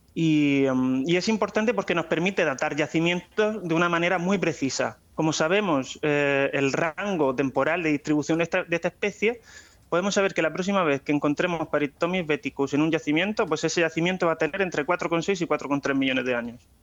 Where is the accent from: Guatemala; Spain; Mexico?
Spain; Águilas, Region of Murcia; moved away as an adult; now in La Plata, Argentina; soy de Águilas